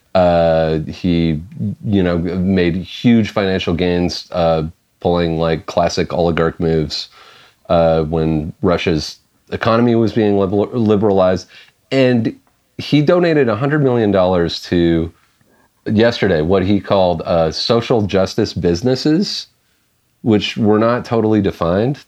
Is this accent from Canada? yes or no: yes; Canada; as a Canadian